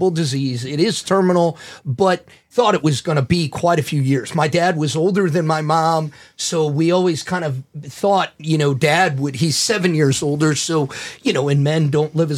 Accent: St. Louis, Missouri, United States; moved away as an adult; also born or lived in Chicago; I grew up here in St. Louis and moved to Chicago right after college

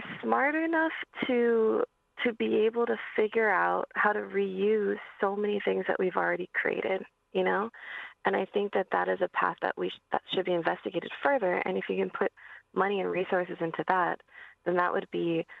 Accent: Hawaii, United States; I'm from Hawaii

